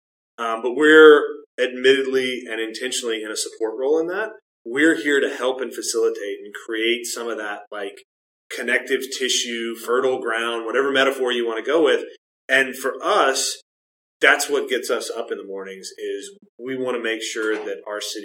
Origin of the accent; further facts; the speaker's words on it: Chattanooga, Tennessee, United States; I grew up here in Chattanooga